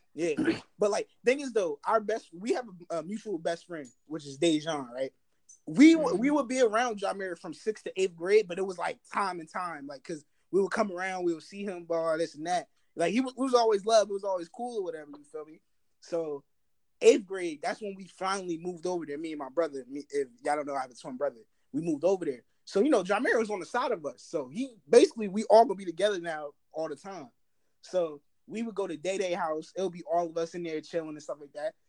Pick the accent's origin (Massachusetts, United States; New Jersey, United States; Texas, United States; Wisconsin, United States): New Jersey, United States; I'm from Jersey.